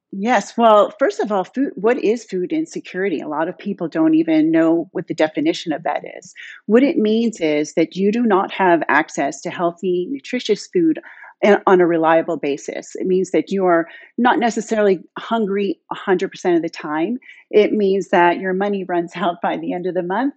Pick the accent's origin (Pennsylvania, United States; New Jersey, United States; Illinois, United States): Pennsylvania, United States; Pittsburgh; moved away as an adult; now in Palo Alto, United States; I'm a Pittsburgh girl, born and raised in Squirrel Hill